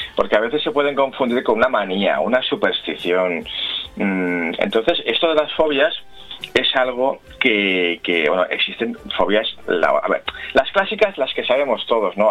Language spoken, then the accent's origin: Spanish; Spain; somos los españoles